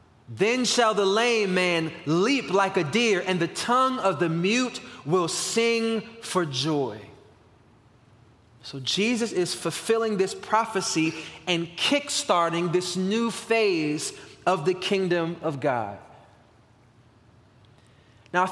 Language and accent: English; Washington, District of Columbia, United States; the church I grew up in Northeast Washington, D.C., where my dad still pastors today